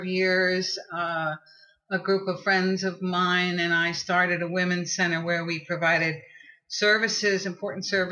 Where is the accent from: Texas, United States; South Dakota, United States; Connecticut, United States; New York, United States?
New York, United States; I grew up in New York, and I grew up in a very political family